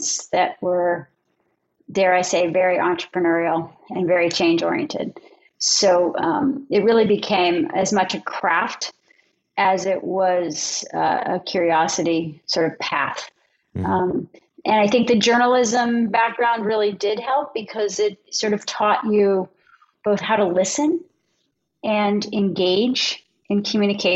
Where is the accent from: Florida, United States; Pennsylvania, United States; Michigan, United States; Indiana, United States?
Pennsylvania, United States; outside of Philadelphia; moved away as an adult; also born or lived in Los Angeles; I grew up outside of Philadelphia